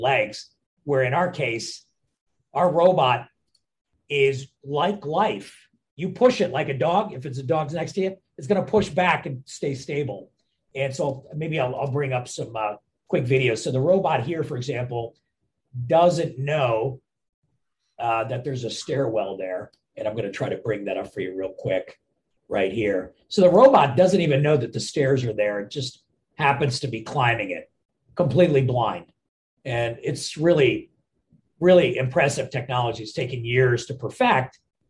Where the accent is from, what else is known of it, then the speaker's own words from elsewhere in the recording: India; now in Philadelphia, United States; I'm from India originally